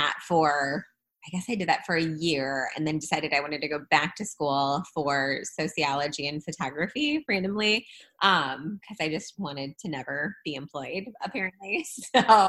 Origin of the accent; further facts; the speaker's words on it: St. Louis, Missouri, United States; I am from St. Louis. Was born and raised in St. Louis